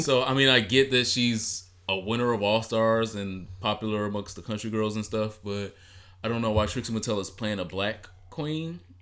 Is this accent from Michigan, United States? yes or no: yes; Detroit, Michigan, United States; I'm from Detroit